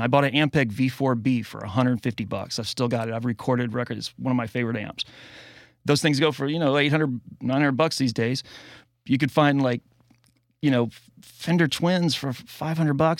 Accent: the South, United States; I grew up in the South

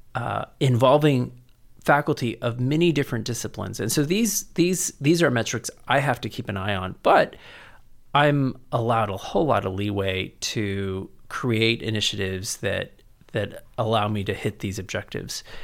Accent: San Antonio, Texas, United States; also born or lived in College Station / Cambridge, Massachusetts / San Francisco; I was born and raised here in San Antonio, and graduated from Central Catholic

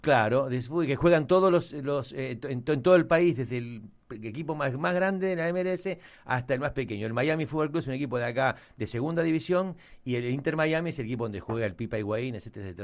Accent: Argentina

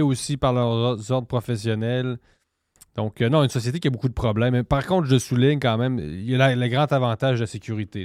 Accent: Quebec City, Quebec, Canada; moved away as an adult; also born or lived in Mexico; je suis de Cap-Rouge, je suis de Québec

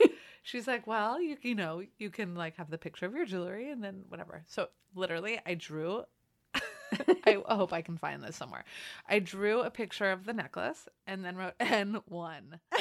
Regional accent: Los Angeles, California, United States; I'm from L A. I grew up in Los Angeles.

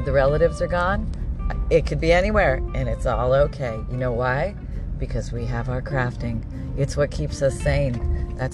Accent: Canada; now in Florida, United States; I grew up in Canada.

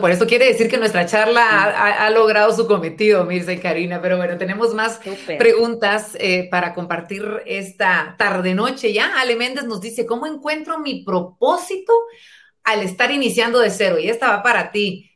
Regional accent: Guatemala; nuestra Guatemala

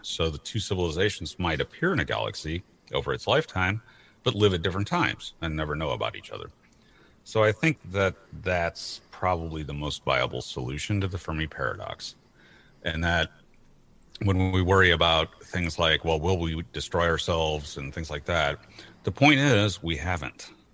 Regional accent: St. Louis, Missouri, United States; also born or lived in Portland, Oregon; I grew up uh, and I'm born and currently located in St. Louis, Missouri

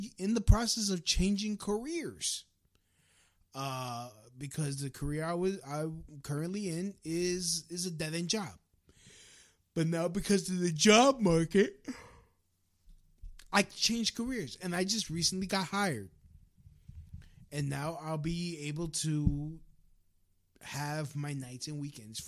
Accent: New York City, New York, United States; growing up in Brooklyn

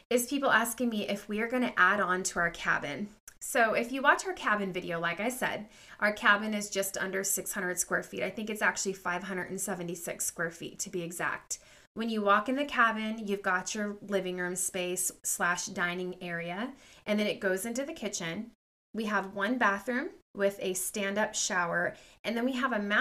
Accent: Southern California, United States; moved away as an adult; also born or lived in Ketchikan, Alaska; Born and raised in Southern California

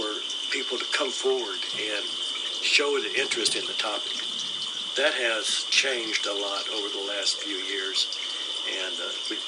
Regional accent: San Antonio, Texas, United States; I was born and raised here in San Antonio, went to school here, went to college here

